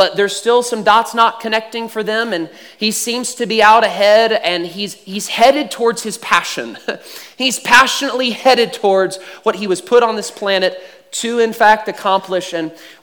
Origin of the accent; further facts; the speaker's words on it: Houston, Texas, United States; being a Texan and a Houstonian.